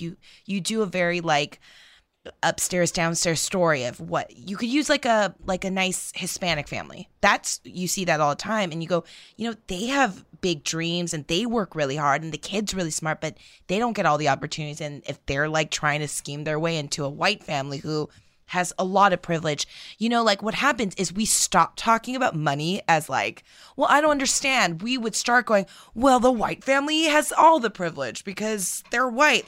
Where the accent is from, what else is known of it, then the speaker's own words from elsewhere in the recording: United States; we are americans